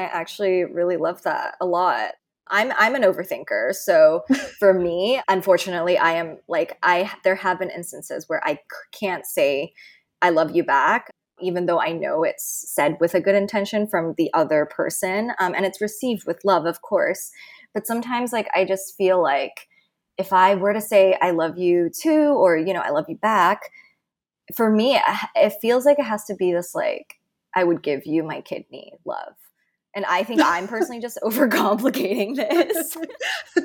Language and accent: English; Hong Kong; moved away as an adult; now in New York City, United States; I was originally born and raised in Hong Kong, and I've currently lived in New York City for 6 years.